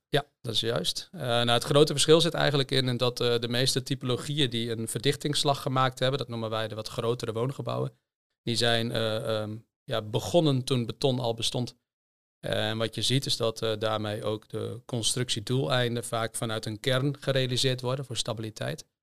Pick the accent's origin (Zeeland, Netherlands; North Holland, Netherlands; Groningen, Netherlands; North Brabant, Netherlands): Groningen, Netherlands; Hoogezand; also born or lived in Delft; ik ben geboren in, in Hoge Zand